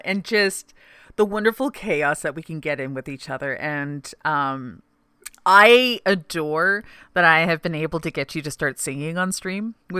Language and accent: English; Canada; I'm Canadian.